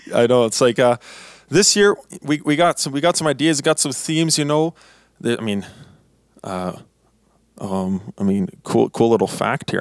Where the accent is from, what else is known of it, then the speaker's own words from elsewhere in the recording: Blumenort, Manitoba, Canada; I'm from Blumenort, Manitoba. Uh, that's uh, not very common place to come from, but it's where I am from.